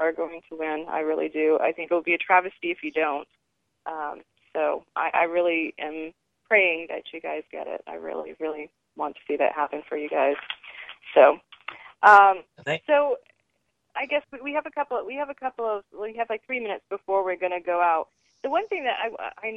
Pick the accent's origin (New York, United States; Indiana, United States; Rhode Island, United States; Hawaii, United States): Rhode Island, United States; I growing up in Rhode Island, Mystic Sea Aquarium is 45 minutes away from my house